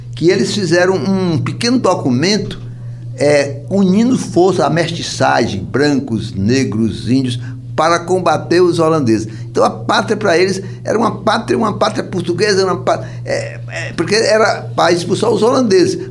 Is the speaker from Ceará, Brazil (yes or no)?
yes; Ceará, Brazil; now in Pernambuco, Brazil; Lá, sou cearense